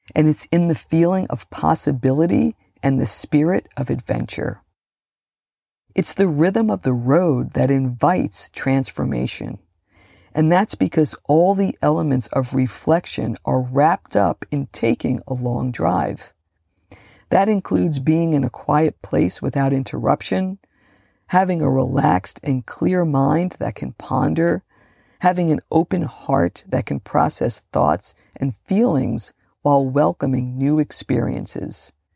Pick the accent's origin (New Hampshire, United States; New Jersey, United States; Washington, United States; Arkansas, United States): New Jersey, United States; Hudson County; I grew up just outside of New York City, in the smallest, most densely populated county in New Jersey